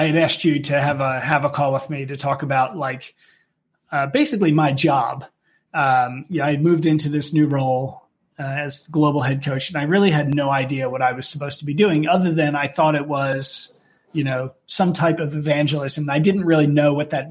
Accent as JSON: {"language": "English", "country": "United States", "moved": "yes", "lives_now": "United Kingdom", "said": "me being an American within a British company"}